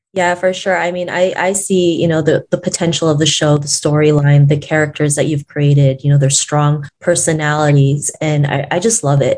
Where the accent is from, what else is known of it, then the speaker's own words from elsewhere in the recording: Toronto, Ontario, Canada; growing up in Toronto